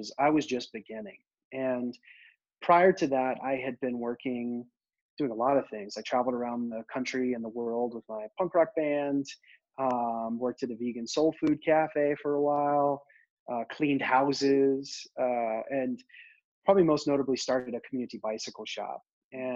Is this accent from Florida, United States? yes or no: no; Memphis, Tennessee, United States; I grew up in Memphis